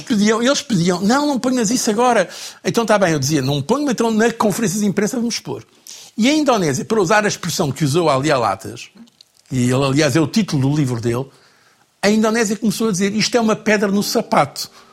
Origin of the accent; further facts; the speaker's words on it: Trás-os-Montes, Norte, Portugal; a minha família, é Trás-os-Montes, a, a, a, zona de onde eu venho é a zona que sempre votou mais PSD